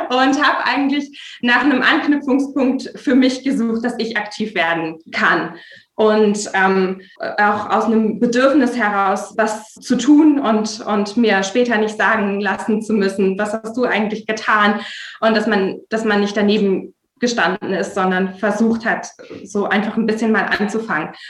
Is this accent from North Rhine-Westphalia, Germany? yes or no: yes; Erkelenz, North Rhine-Westphalia, Germany; Ja, also ich komme aus dem Rheinland und ähm, ich äh, komme aus der Nähe von Erkelenz und das ist direkt eigentlich am Tagebau Garzweiler 2.